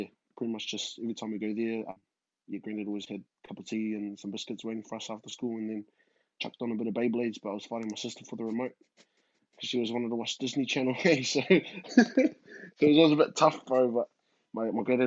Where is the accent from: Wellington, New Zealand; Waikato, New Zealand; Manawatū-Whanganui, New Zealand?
Wellington, New Zealand; also born or lived in Suva, Fiji; moved over to Wellington because mum got a job to work for the Australian High Commission in town. So we moved over here when I was about maybe 6 or 7